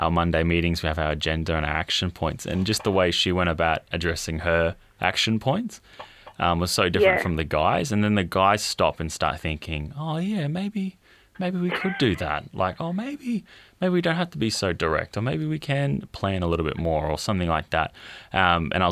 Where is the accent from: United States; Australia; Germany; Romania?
Australia; I'm Australian.